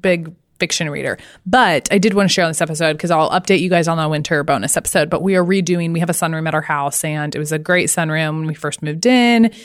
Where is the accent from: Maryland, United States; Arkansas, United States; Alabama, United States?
Arkansas, United States; I'm from Arkansas